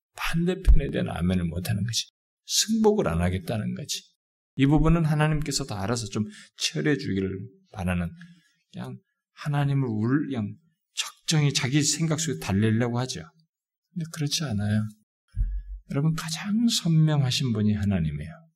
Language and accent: Korean; South Korea